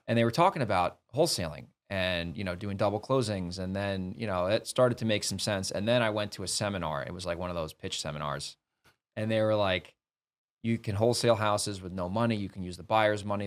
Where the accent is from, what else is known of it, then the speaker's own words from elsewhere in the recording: New York City, New York, United States; moved away as an adult; also born or lived in Boston, Massachusetts; I grew up in New York.